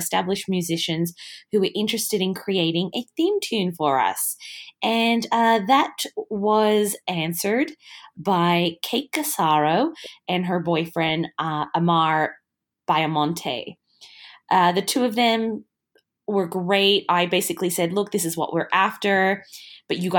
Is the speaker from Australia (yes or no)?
yes; Australia; I'm so Australian